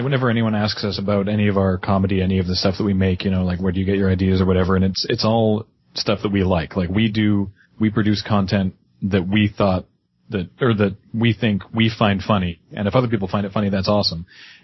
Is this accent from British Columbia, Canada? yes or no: yes; Victoria, British Columbia, Canada; geographically I'm from Canada